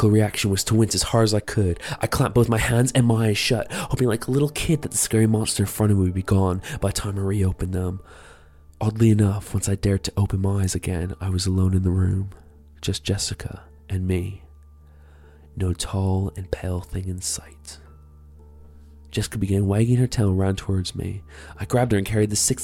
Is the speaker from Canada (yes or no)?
yes; Canada; now in United Kingdom; I'm from Canada and live in the UK